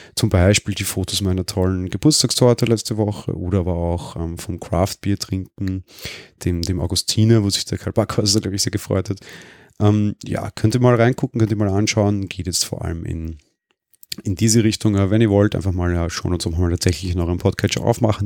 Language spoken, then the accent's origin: German; Vienna, Austria; ich bin Wiener